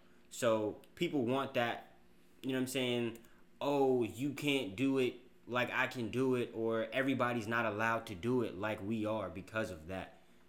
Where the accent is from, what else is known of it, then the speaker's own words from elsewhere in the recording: West Coast, United States; I'm from West Coast.